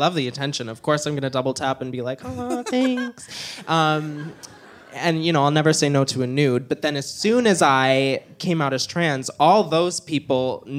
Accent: Woodstock, Illinois, United States; born or raised there; moved away as an adult; now in Los Angeles, United States

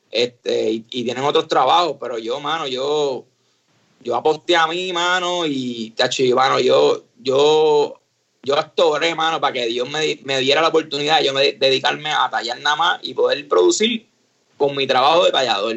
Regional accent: San Juan, Puerto Rico; moved away as an adult; now in San Antonio, United States; nosotros nos criamos en, en Río Piedra, en Colinas Verdes

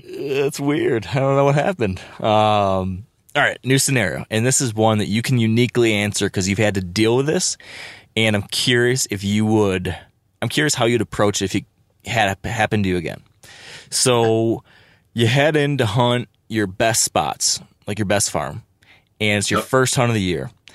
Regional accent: Michigan, United States; my home state in Michigan

